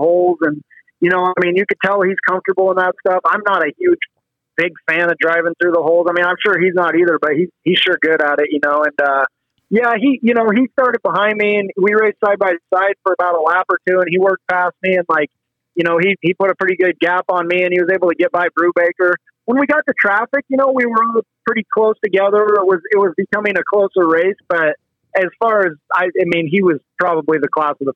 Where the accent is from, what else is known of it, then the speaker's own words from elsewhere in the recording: Quilcene, Washington, United States; moved away as an adult; also born or lived in California / Knoxville; now in Ohio, United States; I'm from the Olympic Peninsula out there in Quilcene, Washington. That's my home. That's where I grew up